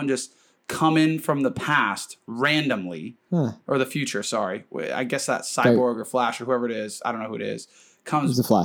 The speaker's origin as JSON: {"language": "English", "country": "United States", "said": "as an American"}